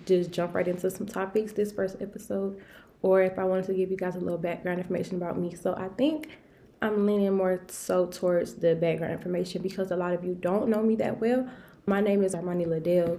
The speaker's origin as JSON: {"language": "English", "town": "Detroit", "region": "Michigan", "country": "United States", "also_born_or_lived": "Albany, Georgia", "said": "I am from Detroit, Michigan"}